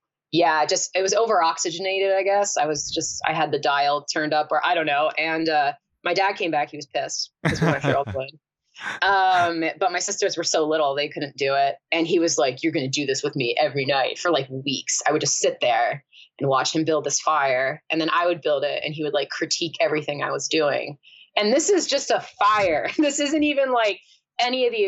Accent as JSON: {"language": "English", "region": "northern New Hampshire", "country": "United States", "tie": "born or raised there", "also_born_or_lived": "New Jersey"}